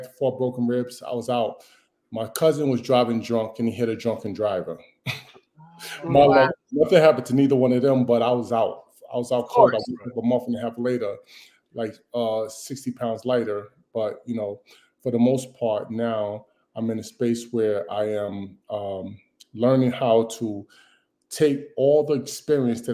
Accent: New York City, New York, United States; I came from South Jamaica, Queens, you know, living in the projects, that whole thing.

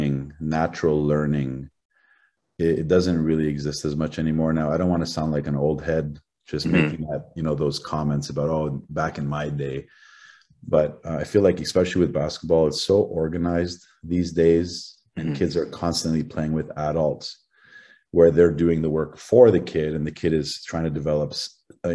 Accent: Toronto, Ontario, Canada; I was born in Toronto

